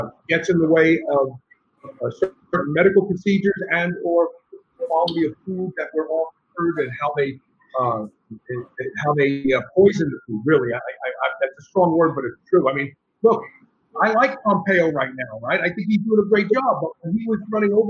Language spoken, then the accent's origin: English; New York City, New York, United States; I grew up in New York.